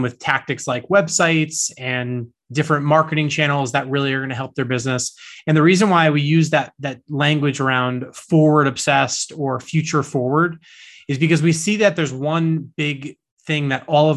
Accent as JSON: {"language": "English", "region": "East Coast", "country": "United States", "tie": "born or raised there", "said": "I grew up here on the East Coast in the States"}